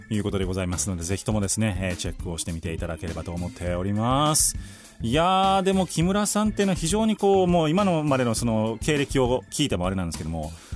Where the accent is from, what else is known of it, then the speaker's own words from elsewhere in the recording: Kobe, Hyogo, Japan; 地元の神戸